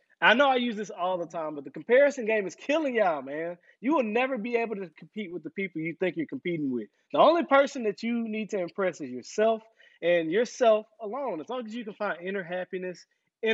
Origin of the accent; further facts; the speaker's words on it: the South, United States; we were raised in the South